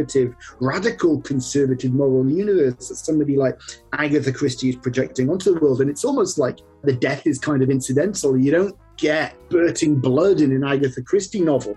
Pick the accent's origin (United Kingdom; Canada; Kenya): United Kingdom; I'm British and there is a kind of stereotypical kind of British reserve